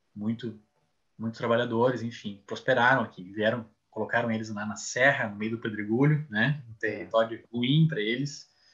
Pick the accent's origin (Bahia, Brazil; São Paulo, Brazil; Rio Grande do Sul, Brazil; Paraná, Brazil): Rio Grande do Sul, Brazil; São Leopoldo; now in Santa Maria, Brazil; São Leopoldo, que é minha terra natal